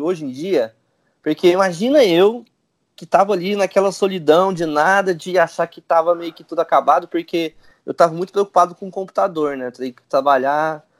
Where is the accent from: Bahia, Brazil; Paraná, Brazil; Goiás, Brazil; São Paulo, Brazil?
Goiás, Brazil; Goiânia; Eu sou de Goiânia